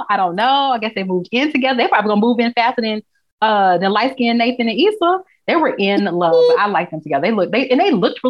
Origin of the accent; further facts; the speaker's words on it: Texas, United States; And I'm from Texas.